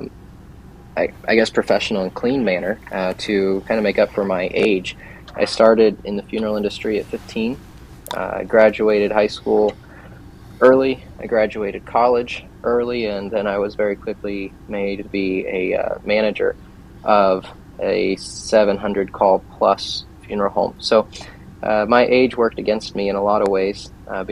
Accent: Plymouth, Indiana, United States; also born or lived in Chicago, Illinois / Hickory, North Carolina; I grew up here in Plymouth, small town

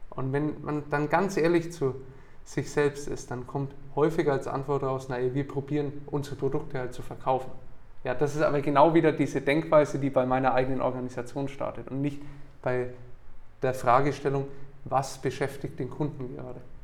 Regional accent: Nuremberg, Bavaria, Germany; also born or lived in Bamberg / United States; ich bin in Nürnberg geboren und aufgewachsen

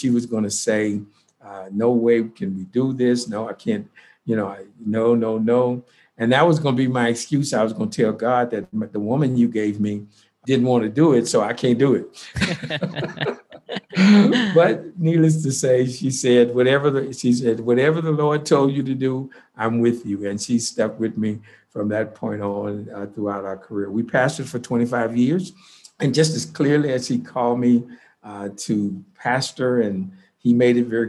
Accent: Houston, Texas, United States; I grew up in Houston, Texas, and in predominantly all Black neighborhood

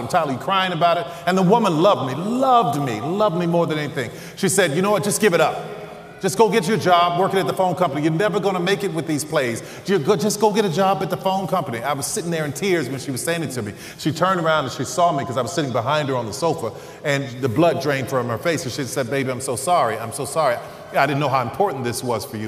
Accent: New Orleans, Louisiana, United States; I'm from New Orleans

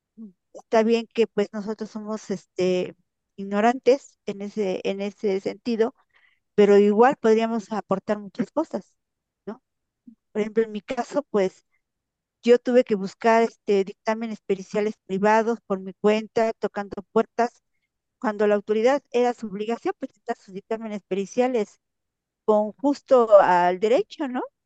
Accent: Puebla, Mexico; moved away; mi pueblo con una con familias en Puebla

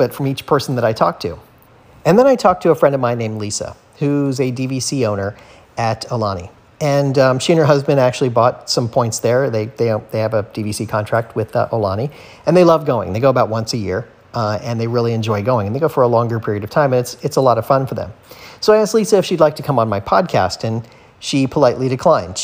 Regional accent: South Florida, United States; growing up in South Florida and living here

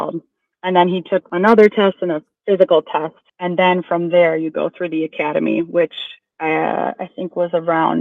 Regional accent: Wisconsin, United States; now in Chicago, United States; I'm from Wisconsin

